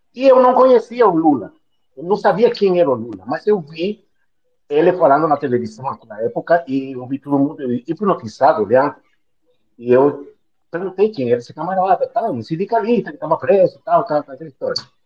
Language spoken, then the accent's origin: Portuguese; Brazil; also born or lived in Southern Brazil / Rio Grande do Sul / Northeast Brazil; Nós somos brasileiros